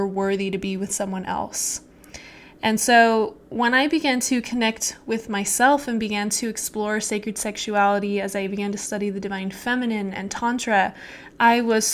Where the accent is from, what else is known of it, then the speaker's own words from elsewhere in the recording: Utah, United States; I grew up in Utah